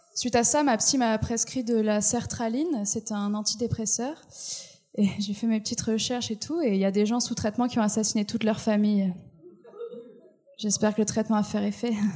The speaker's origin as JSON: {"language": "French", "country": "France", "moved": "as an adult", "lives_now": "Quebec, Canada", "said": "Je suis française et j'essaye de m'intégrer"}